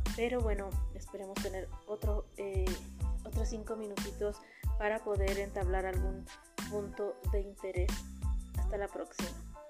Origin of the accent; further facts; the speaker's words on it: Mexico; somos los mexicanos